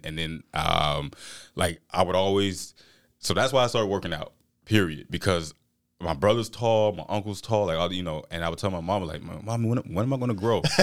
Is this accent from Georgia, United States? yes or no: yes; Albany, Georgia, United States; moved away as an adult; now in Jackson County, Mississippi, United States; I'm from Southwest Georgia, Albany, Georgia